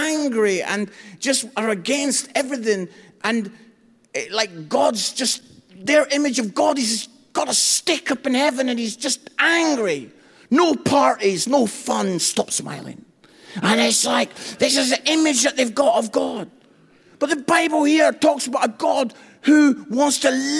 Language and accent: English; Edinburgh, Scotland, United Kingdom; moved away as an adult; now in England; I come from Edinburgh